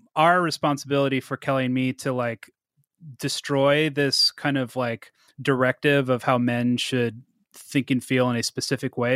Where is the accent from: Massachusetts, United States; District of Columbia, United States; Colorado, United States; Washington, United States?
Washington, United States; Seattle; moved away as an adult; also born or lived in Salem, Oregon / Spokane, Washington; now in Portland, United States; I moved up to the suburbs of Seattle when I was a kid